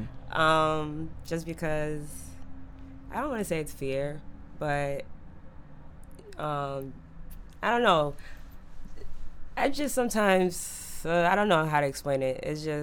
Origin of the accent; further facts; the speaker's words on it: Haiti; also born or lived in Florida; now in Boston, United States; I'm Haitian. I grew up in Haiti, then moved to Florida, and now I'm in Boston.